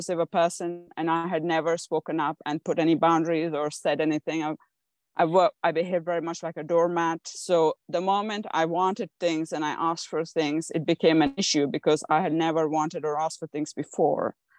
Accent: India; I was born in India

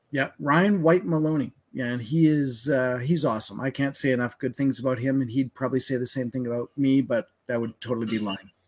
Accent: Winnipeg, Manitoba, Canada; now in Alberta, Canada; I grew up in Winnipeg's, and uh, and I've told the story where I moved out here in '96

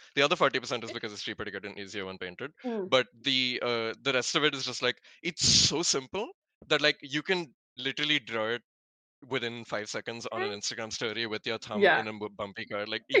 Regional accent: South India, India; I'm South Indian and also I'm mid on coconuts

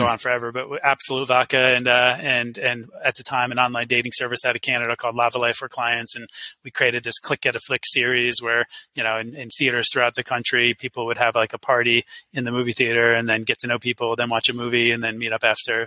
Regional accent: New York, United States; We, as a New Yorker, you know some of the stuff we did.

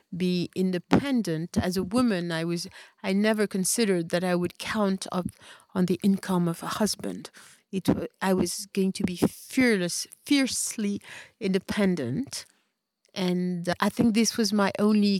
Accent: Paris, Île-de-France, France; moved away as an adult; now in Marrakesh, Morocco; I grew up in Paris, and I was always the only black person everywhere.

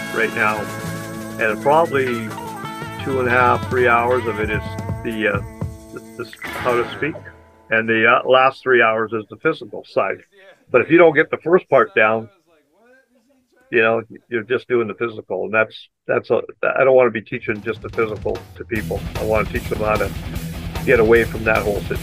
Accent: British Columbia, Canada; being from British Columbia

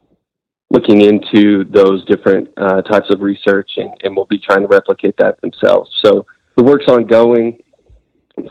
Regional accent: Amarillo, Texas, United States; I'm from Amarillo originally. I was born and raised here

